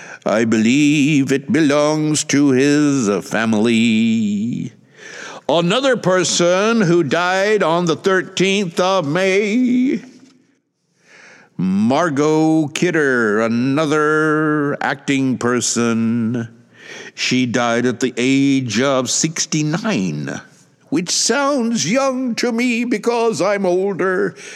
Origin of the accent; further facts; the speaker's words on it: Atlanta, Georgia, United States; my hometown of Atlanta.